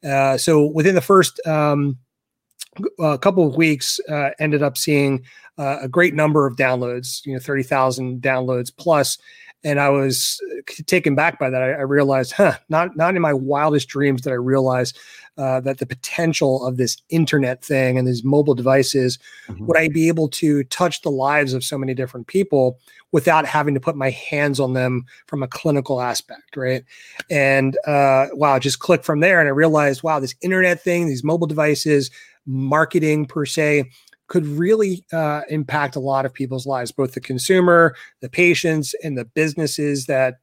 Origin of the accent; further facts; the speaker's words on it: Philadelphia, Pennsylvania, United States; now in Douglasville, United States; So I grew up in Philly, kind of a Philly transplant from Philly out to like the Douglasville area.